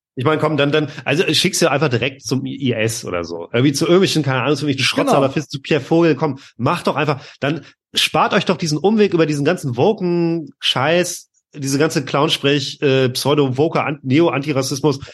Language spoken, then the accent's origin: German; Lübeck, Schleswig-Holstein, Germany; moved away; aus meiner alten Heimatstadt Lübeck